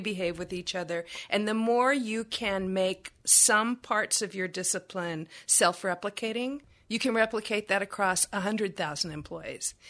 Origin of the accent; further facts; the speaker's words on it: Texas, United States; I'm from Texas